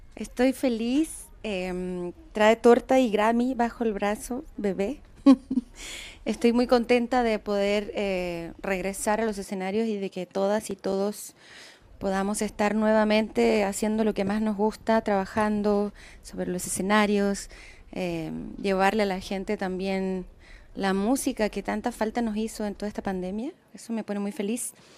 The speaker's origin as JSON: {"language": "Spanish", "country": "Chile", "said": "en mi país, eh, hoy ha cambiado mucho Chile."}